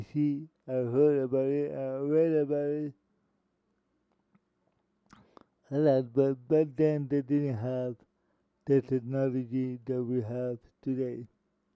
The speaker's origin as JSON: {"language": "English", "town": "Miami", "region": "Florida", "country": "United States", "tie": "born or raised there", "said": "Miami, Florida, my hometown"}